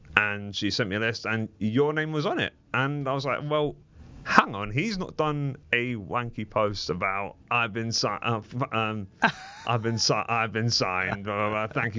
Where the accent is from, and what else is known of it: Child's Hill, Cricklewood, London, United Kingdom; born or raised there